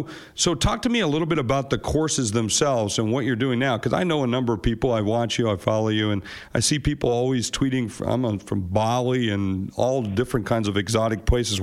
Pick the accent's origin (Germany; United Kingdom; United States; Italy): United States; West Virginia; born there; went to school in my home state, or my birth state, I should say, West Virginia